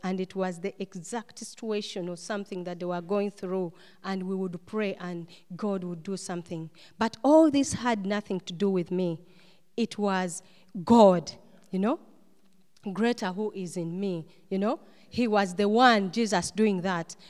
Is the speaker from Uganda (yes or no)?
yes; Uganda; moved away as an adult; also born or lived in Istanbul, Turkey; come back uh, to Uganda because that's my home country where I come from